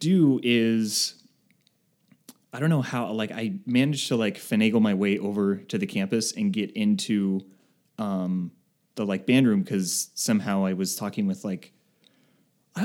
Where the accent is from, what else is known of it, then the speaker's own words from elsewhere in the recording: Arizona, United States; also born or lived in California; I grew up here in Arizona